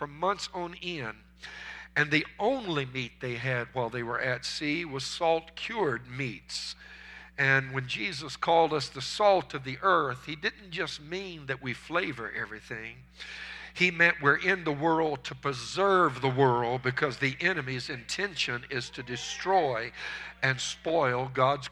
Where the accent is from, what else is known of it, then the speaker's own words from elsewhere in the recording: United States; As American Christians